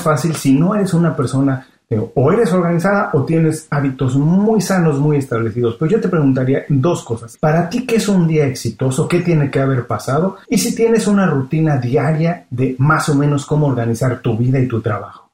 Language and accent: Spanish; Mexico City, Mexico; also born or lived in Guadalajara; now in Miami, United States; yo vivo en Miami, soy mexicano y estoy en Miami